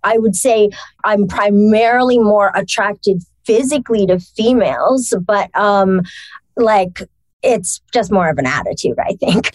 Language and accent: English; Toronto, Ontario, Canada; moved away; also born or lived in Montreal, Quebec; I was grew up in Toronto. Well, I was born in Montreal. I moved to Toronto for a while.